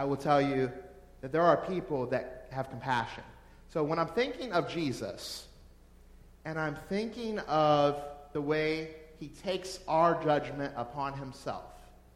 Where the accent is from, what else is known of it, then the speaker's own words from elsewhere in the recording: New Orleans, Louisiana, United States; I'm from New Orleans, or right around there, and we party at our funerals